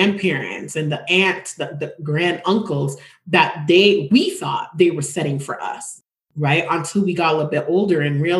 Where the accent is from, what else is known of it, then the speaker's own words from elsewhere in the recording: Jamaica; moved away; also born or lived in Toronto, Canada; I wasn't born nor grew up in America. I grew up in the Caribbean. I'm from Jamaica.